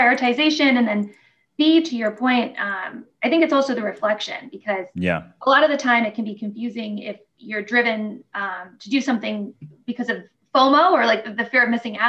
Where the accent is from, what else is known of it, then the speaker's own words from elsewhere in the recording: Detroit, Michigan, United States; I'm from Detroit and, you know, it's a very hardworking city